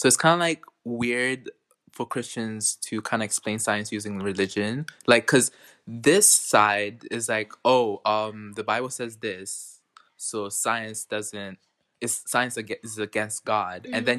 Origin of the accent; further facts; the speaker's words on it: Carlisle, North West England, United Kingdom; born there; I was born in Carlisle and I made in the Royal Navy.